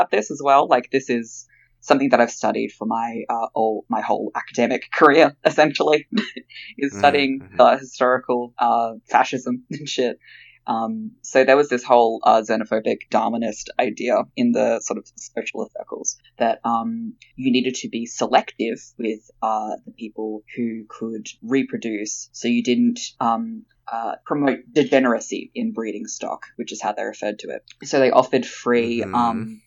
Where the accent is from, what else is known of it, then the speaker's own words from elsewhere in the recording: Australia; being Australian